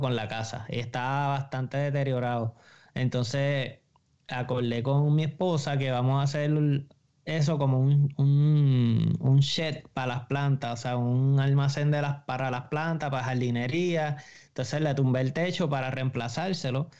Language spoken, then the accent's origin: Spanish; Bayamón, Puerto Rico; soy de Bayamón también